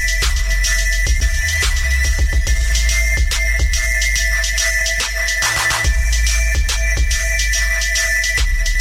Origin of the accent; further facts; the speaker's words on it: Boston, Massachusetts, United States; I'm from Mattapan 2